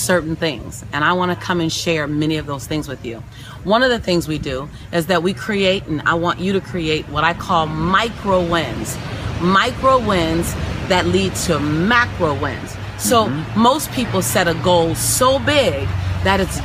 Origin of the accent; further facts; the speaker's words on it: Los Angeles, California, United States; being born and raised in South Central Los Angeles